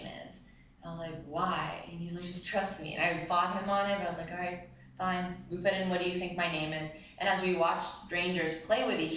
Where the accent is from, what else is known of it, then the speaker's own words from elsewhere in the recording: Israel; moved away; I'm from Israel